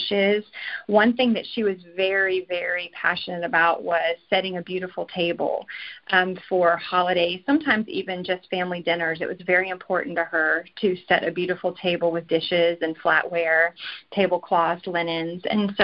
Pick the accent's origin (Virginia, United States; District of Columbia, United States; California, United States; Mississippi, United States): Virginia, United States; moved away as an adult; now in Collinsville, United States; we are from the East Coast, from Virginia